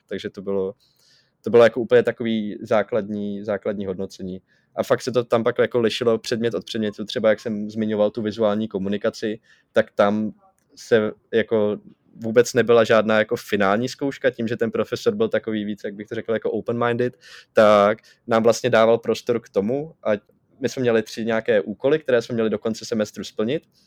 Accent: Czechia; kolik mi je a že jsem z České republiky

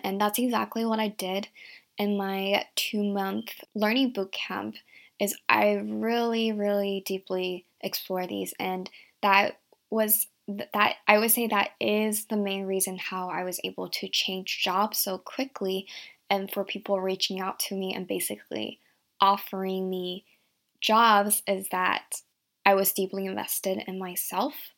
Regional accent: Virginia, United States; also born or lived in Shanghai, China / San Francisco, United States; grew up in a small town in Virginia

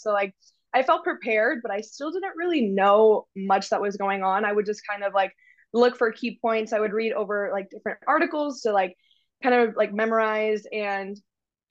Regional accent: Frisco, Texas, United States; I'm from Frisco, which is in the Dallas area

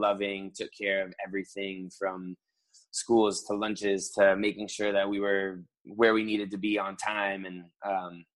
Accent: West Palm Beach, Florida, United States; also born or lived in Providence, Rhode Island / Fort Lauderdale, Florida / Clemson, South Carolina; now in Miami, United States; I was born in Providence, Rhode Island. And we moved down to like the West Palm Beach area when I was 2. And then 10 years later, kind of jumped down to Fort Lauderdale

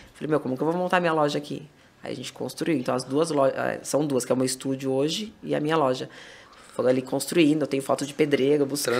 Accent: Itupeva, São Paulo, Brazil; sou de Tupéva e eu vou mais pra Louveira porque eu tenho as duas lojas lá

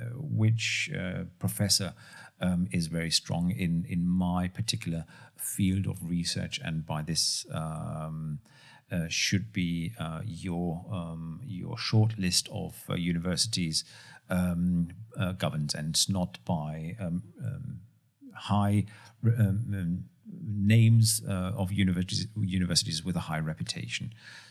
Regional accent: North Rhine-Westphalia, Germany; now in Karlsruhe, Germany; I'm from Nordrhein-Westfalen, originally studied also in Cologne, so also a fantastic city.

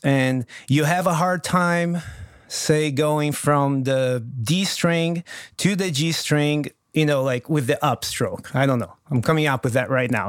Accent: Brazil; first language Portuguese; English is a second language; also born or lived in Los Angeles, United States; now in United States; I talk to my buddies in Brazil

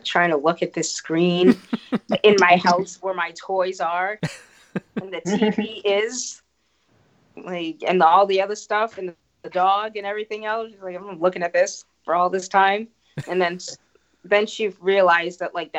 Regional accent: Boston, Massachusetts, United States; I'm in Boston

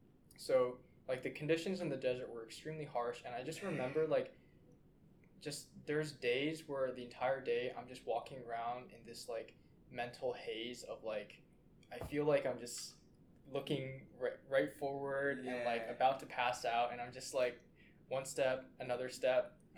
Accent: West Coast, United States; well, I'm from the West Coast. I understand what the wildfires are like.

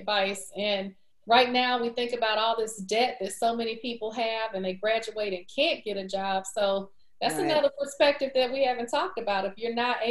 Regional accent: Texas, United States; being from Texas, you know, I'm a Southerner

